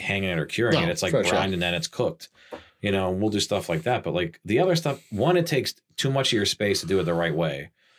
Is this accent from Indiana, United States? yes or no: no; Pittsburgh, Pennsylvania, United States; I'm from Pittsburgh.